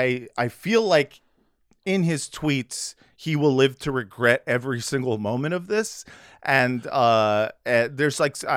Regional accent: United States; I'm from America.

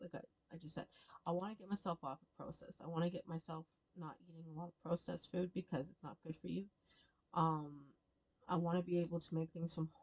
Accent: Stratford, Ontario, Canada; I grew up there. I was born and raised in Stratford, Ontario

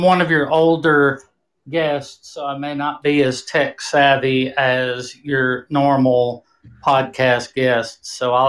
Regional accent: New Orleans, Louisiana, United States; also born or lived in Houston, Texas; I grew up actually in New Orleans and Houston, Texas.

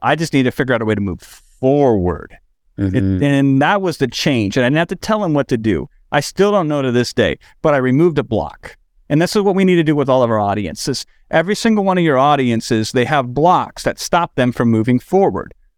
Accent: Iowa, United States; now in Los Angeles, United States; I'm in Los Angeles now, but I grew up in Iowa.

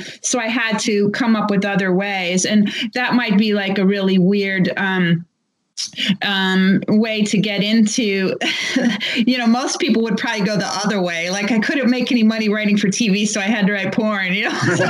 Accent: Cleveland, Ohio, United States; I grew up in Cleveland, but I was like a really little girl in the 1960s

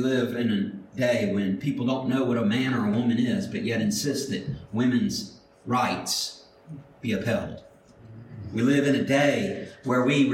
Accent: Mobile, Alabama, United States; I grew up in Mobile

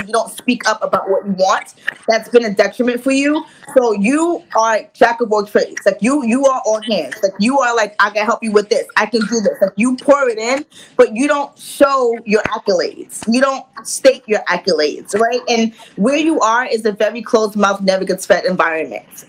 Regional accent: New York City, New York, United States; I'm from Queens, New York. So I'm a turn up girl.

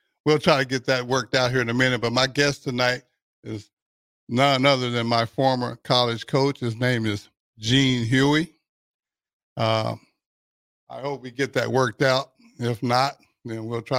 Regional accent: Texas, United States; moved away; I grew up in Texas

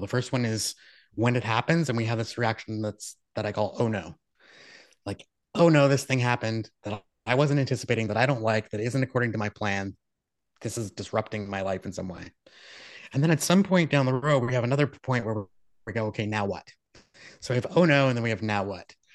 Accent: Moncton, New Brunswick, Canada; where I was born in Moncton, New Brunswick

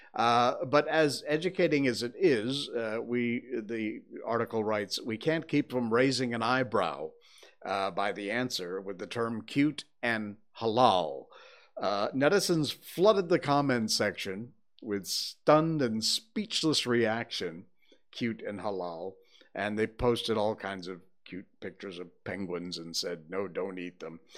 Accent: Connecticut, United States; now in Malaysia; When I was growing up in Connecticut

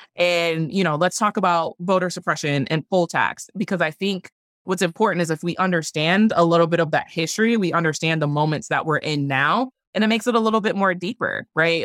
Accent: Milwaukee, Wisconsin, United States; born or raised there

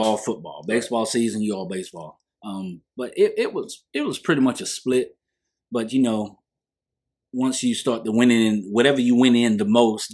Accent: Union, South Carolina, United States; I grew up in Kelton, of course, but I was also raised in Lakewood

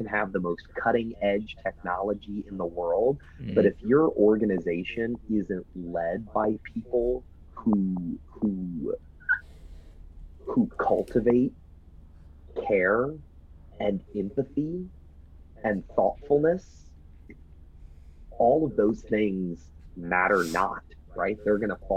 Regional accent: Texas, United States; I'm a Texan

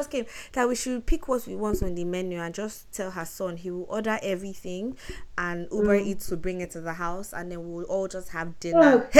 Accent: Nigeria; moved away; We love the country. We're proudly Nigerian.

